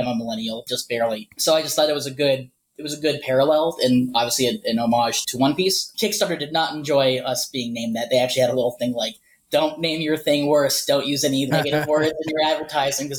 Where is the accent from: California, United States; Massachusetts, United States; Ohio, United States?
Ohio, United States; moved away; also born or lived in Arizona; I moved from Ohio, which is where I'm originally from, to Arizona in about 2008